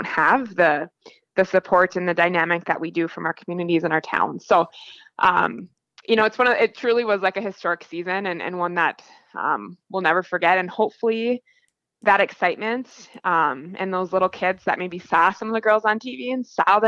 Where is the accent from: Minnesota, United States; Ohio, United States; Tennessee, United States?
Minnesota, United States; Cloquet; I grew up in Cloquet